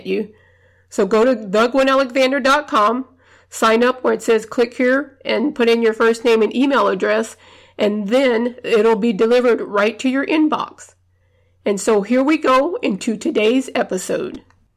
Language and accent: English; the South, United States; I grew up in the South